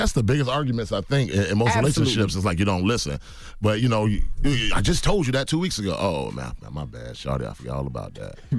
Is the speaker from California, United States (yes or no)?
no; Decatur, Georgia, United States; You know, man, we grow up, you know, I grew up in Atlanta, Decatur, Georgia, man. You know, I ain't never grew up around no white folks.